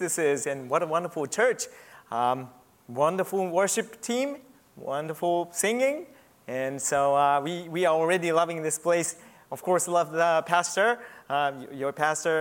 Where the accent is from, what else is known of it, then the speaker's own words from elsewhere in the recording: Japan; moved away as an adult; also born or lived in Los Angeles, United States; So I was born in Los Angeles, and I was raised in Japan for 20 years.